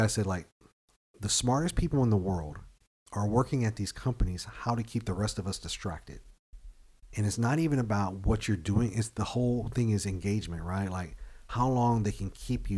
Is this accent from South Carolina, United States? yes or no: no; Killeen, Texas, United States; we're from Killeen